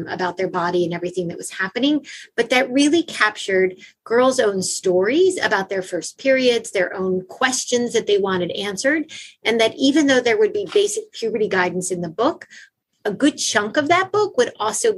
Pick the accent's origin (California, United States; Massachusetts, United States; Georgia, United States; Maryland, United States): Maryland, United States; Baltimore; moved away as an adult; also born or lived in Eritrea; I went to an all-girls school growing up in Baltimore, Maryland